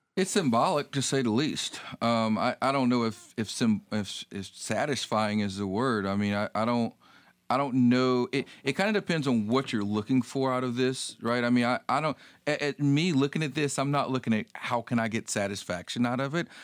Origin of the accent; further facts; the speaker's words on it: North Carolina, United States; I grew up in North Carolina, but my grandparents, a lot of my family is, is from the Atlanta area